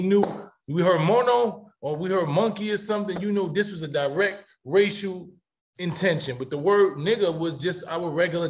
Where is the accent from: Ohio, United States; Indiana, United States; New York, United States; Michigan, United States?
New York, United States; New York City; I grew up in the Bronx, where my next door, everybody on my floor except me was Puerto Rican or Dominican.